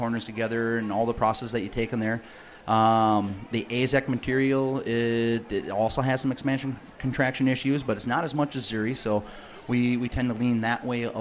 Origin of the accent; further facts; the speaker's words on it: Woodville, Wisconsin, United States; I live in Woodville, Wisconsin